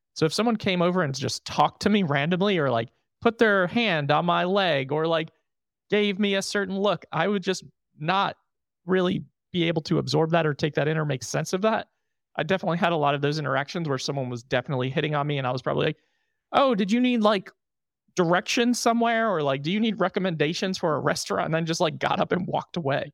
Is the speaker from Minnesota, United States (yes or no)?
no; New York, United States; moved away; I'm from New York.